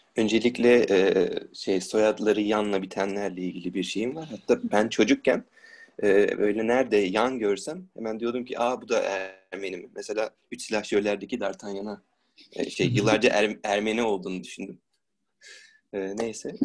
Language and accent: Turkish; Istanbul, Turkey; İstanbul'da doğdum, İstanbul'da büyüdüm